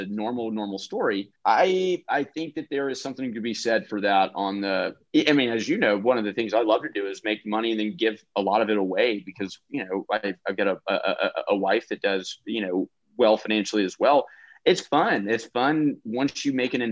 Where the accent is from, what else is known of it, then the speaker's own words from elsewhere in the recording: Austin, Texas, United States; moved away as an adult; also born or lived in North Carolina; I was from Austin, Texas